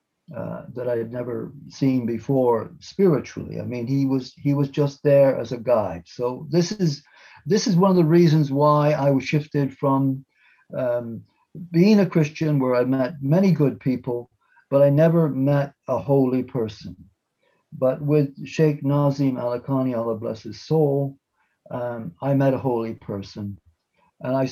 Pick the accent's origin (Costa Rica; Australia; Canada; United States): Canada; born in Canada in 1947